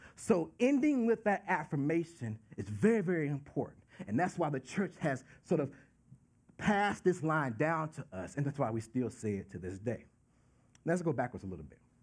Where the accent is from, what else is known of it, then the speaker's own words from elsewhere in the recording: Dallas, Texas, United States; moved away; I'm from Dallas, Texas